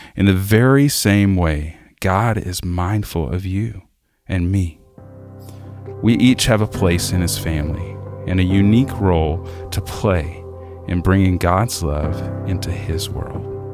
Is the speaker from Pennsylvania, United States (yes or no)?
no; South Arkansas, United States; I grew up in South Arkansas